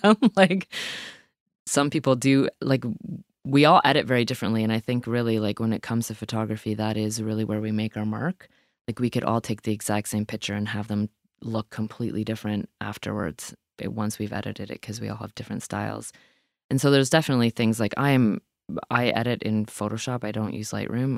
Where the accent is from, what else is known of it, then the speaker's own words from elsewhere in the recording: Owen Sound, Ontario, Canada; also born or lived in Hepworth, Ontario; now in Nova Scotia, Canada; I grew up in Owentown, Ontario, but I grew up on the outskirts of Owentown